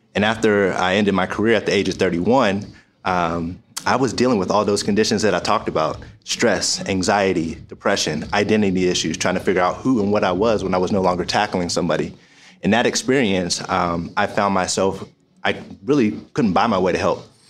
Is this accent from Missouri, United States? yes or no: no; Pittsburgh, Pennsylvania, United States; also born or lived in Michigan; I'm from Pittsburgh, Pennsylvania